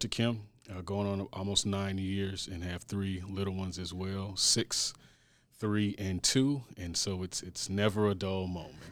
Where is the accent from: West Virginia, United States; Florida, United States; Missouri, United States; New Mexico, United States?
Missouri, United States; St. Louis; born and raised in Saint Louis, graduated from an S L P S high school